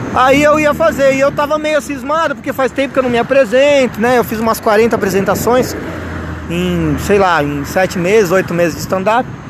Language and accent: Portuguese; Vinhedo, São Paulo, Brazil; eu sou de Vinhedo